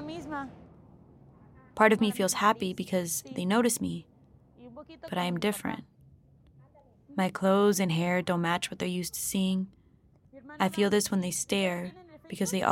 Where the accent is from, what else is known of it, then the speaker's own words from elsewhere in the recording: United States; now in Mexico; De los Estados Unidos, the United States